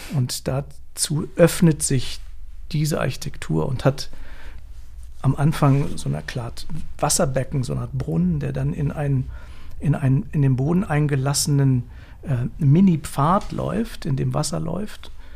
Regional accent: Hanover, Lower Saxony, Germany; Ich komme aus Hannover

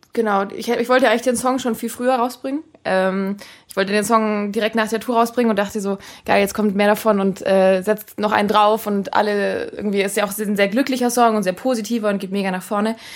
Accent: Friedrichshafen, Baden-Württemberg, Germany; Friedrichshafen gespielt, in meiner Heimat quasi fast da ganz unten

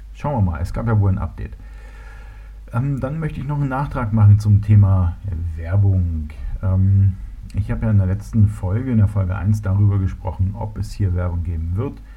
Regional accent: Berlin, Germany; moved away as an adult; also born or lived in Munich; now in Bavaria, Germany; ich bin ja Berliner. Ich bin in Berlin geboren worden, bin dort aufgewachsen

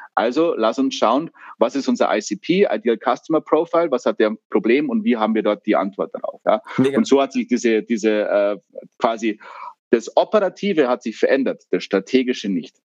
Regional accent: Germany; wir als Deutsche

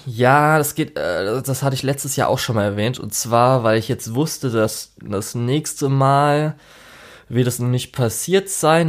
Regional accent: Germany; Bei uns in Deutschland

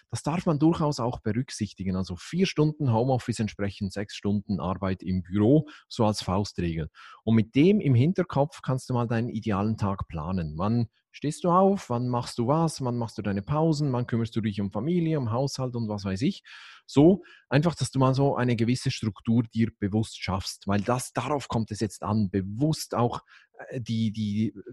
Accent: Switzerland; dann als Schweizer ist klar, dann nehme ich

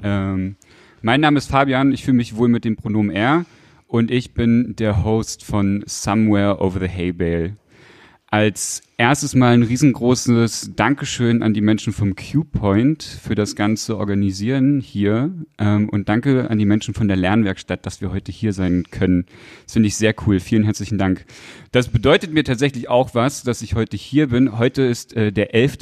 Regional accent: Aschersleben, Saxony-Anhalt, Germany; in einer Kneipe in Aschersleben, da wo ich groß geworden bin

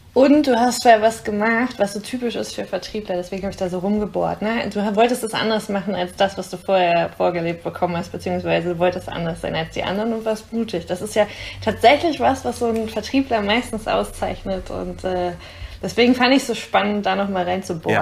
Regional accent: near Herford, North Rhine-Westphalia, Germany; Ich komme ja aus der Nähe.

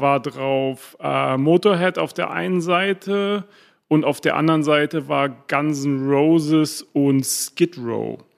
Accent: Berlin, Germany; first language German; moved away as an adult; also born or lived in England / Boston; aufgewachsen bin ich in Berlin-Wilmersdorf

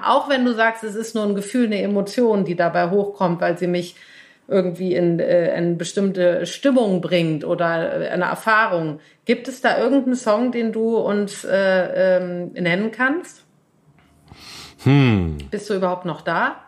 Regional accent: Cologne, North Rhine-Westphalia, Germany; moved away as an adult; now in Berlin, Germany; bin ich aufgewachsen in Köln

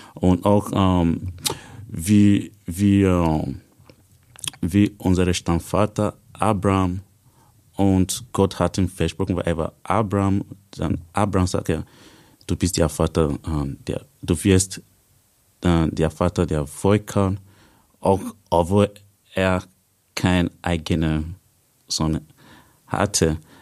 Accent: Nigeria; German is a second language; moved away as an adult; now in Austria; Ich komme ursprünglich aus Nigeria. Seit fünf Jahren bin ich hier in Österreich

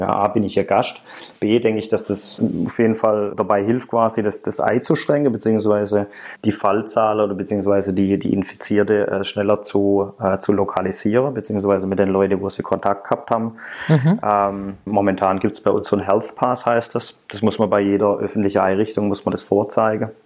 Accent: Germany; now in Shenyang, China; mindestens zweimal pro Jahr fliege ich nach Hause

